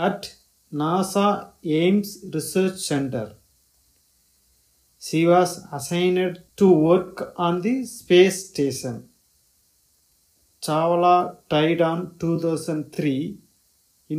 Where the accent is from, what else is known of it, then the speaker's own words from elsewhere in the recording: India; English is a second language; now in Newcastle, United Kingdom; I come from India.